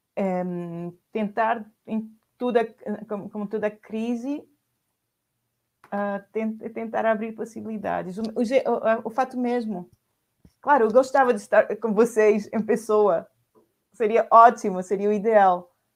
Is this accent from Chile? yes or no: yes; Chile; Portuguese is a second language; now in Paris, France; eu sou chilena